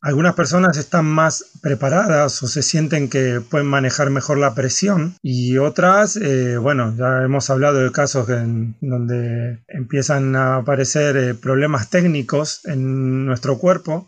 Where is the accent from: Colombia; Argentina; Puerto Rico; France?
Argentina; now in Barcelona, Spain